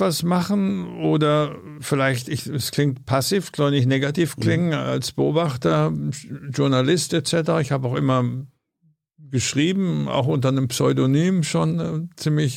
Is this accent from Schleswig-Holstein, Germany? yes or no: no; Bavaria, Germany; moved away as an adult; also born or lived in Amsterdam; now in Berlin, Germany; ich komme aus Bayern